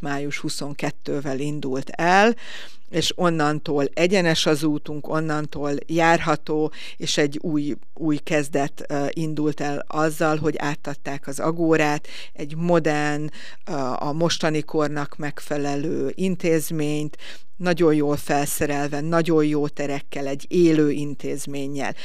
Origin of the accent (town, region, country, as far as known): Veszprém, Veszprém County, Hungary